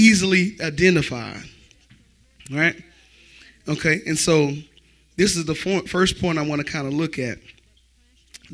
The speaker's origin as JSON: {"language": "English", "town": "Florence", "country": "United States", "tie": "born or raised there", "said": "I grew up in Florence, so I'm surrounded by the culture of Florence"}